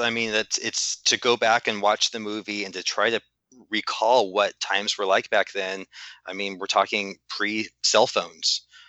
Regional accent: Los Angeles, California, United States; I have been, yes, growing up in Los Angeles several times.

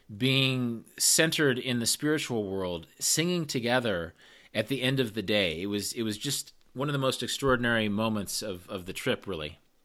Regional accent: Midwest, United States; moved away as an adult; also born or lived in the American West; I'm from the Midwest, but I went to college in the West

